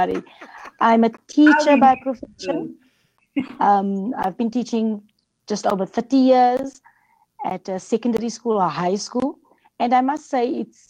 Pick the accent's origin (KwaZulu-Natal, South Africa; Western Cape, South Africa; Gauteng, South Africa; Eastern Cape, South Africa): Gauteng, South Africa; Johannesburg; I'm born here. I was raised here in Cliptown, Extension 9 area later on. Attended school with Calvin, high school, like he said.